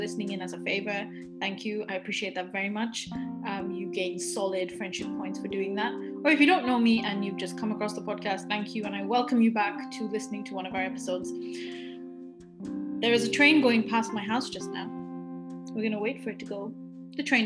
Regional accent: Glasgow, Scotland, United Kingdom; I went to a private school in Glasgow

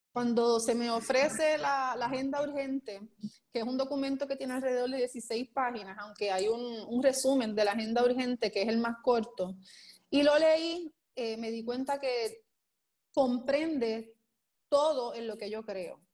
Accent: Puerto Rico; also born or lived in Isabela, Puerto Rico / San Juan, Puerto Rico; Soy natural de Isabela, eh, me vengo con mi familia a vivir en el área metropolitana eh, muy pequeña, como desde los cuatro años

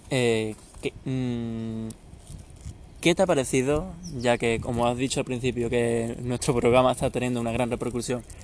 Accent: Seville, Andalusia, Spain

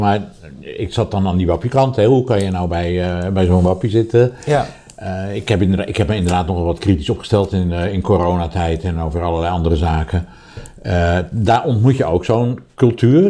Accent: Rotterdam, South Holland, Netherlands; Ik ben overigens op 200 meter afstand van de Kuip geboren

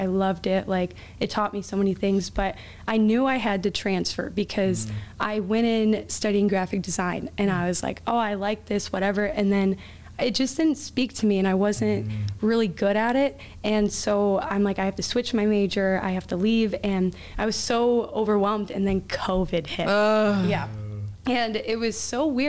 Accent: South Lyon, Michigan, United States; I am from South Lyon. It's a very small town, and it's by Ann Arbor, Michigan.

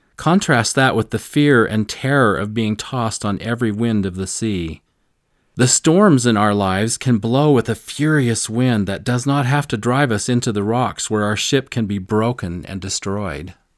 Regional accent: Missouri, United States; I'm from Missouri, and Missouri is the show me state

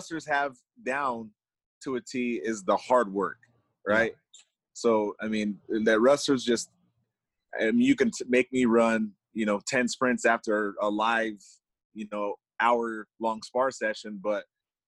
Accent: Denver, Colorado, United States; also born or lived in Arvada, Colorado; I grew up here in Denver

